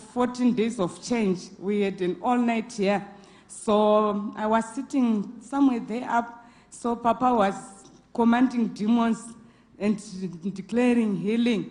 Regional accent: Zimbabwe; also born or lived in Mpumalanga; now in South Africa; I'm from Zimbabwe

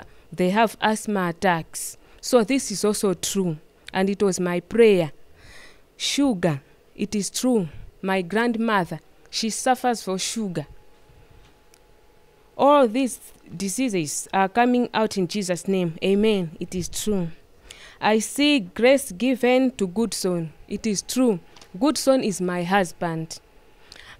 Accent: Lilongwe, Central Region, Malawi; I'm from Rirongwe, Area 49.

